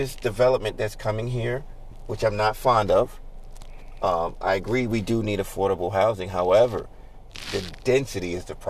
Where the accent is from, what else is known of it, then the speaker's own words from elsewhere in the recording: New York City, New York, United States; Growing up in Brooklyn, that part of East New York was no man's land.